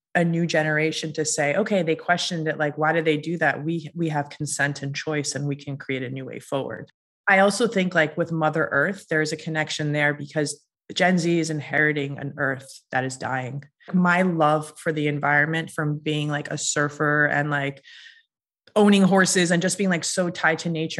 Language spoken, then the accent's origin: English; Massachusetts, United States; I am Iranian American and I grew up in a very small town in Massachusetts